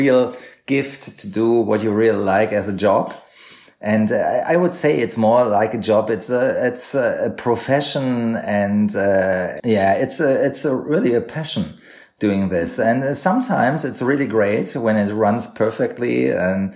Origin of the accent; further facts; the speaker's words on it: Unna, North Rhine-Westphalia, Germany; English is a second language; also born or lived in Berlin / Cologne; now in Munich, Germany; my hometown Unna, where I grew up